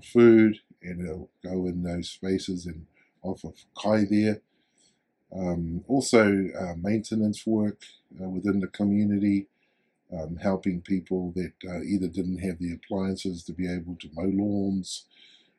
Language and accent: English; Hamilton, Waikato, New Zealand; also born or lived in Tokoroa, New Zealand; My mum brought us here to Hamilton, Kirikiriro, to find better opportunities.